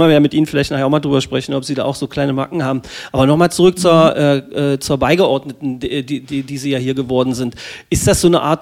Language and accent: German; Magdeburg, Saxony-Anhalt, Germany; Also ich als Magdeburger Kind könnte ja gleich jetzt schon wieder ausflippen.